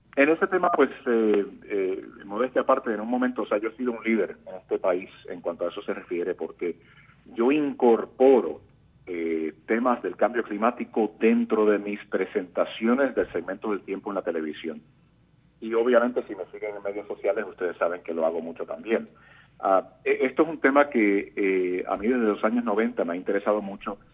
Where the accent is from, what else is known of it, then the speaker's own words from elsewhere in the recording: Puerto Rico; now in Miami, United States; nosotros los puertorriqueños